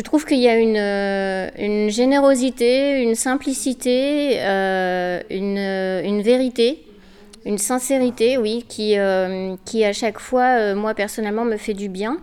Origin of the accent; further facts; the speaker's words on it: Saint-Fons, Auvergne-Rhône-Alpes, France; also born or lived in Gerland; now in Vénissieux, France; Je suis née à Saint-Fond, je suis restée jusqu'à l'âge de 16 ans